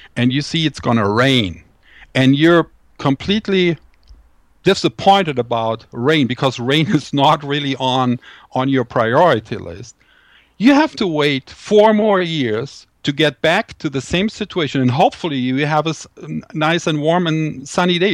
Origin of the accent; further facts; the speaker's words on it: Düsseldorf, North Rhine-Westphalia, Germany; my hometown, uh, Düsseldorf in Germany